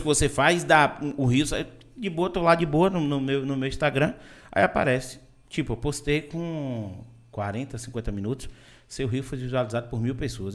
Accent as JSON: {"language": "Portuguese", "town": "Vitória da Conquista", "region": "Bahia", "country": "Brazil", "also_born_or_lived": "Salvador / Itabuna", "moved": "yes", "said": "eu sou de Vitória da Conquista, morei muito tempo em Salvador"}